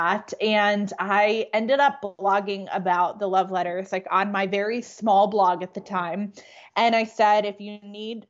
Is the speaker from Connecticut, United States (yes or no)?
yes; Connecticut, United States; now in Atlanta, United States; I'm originally from Connecticut, though I live in Atlanta, Georgia. I grew up in New England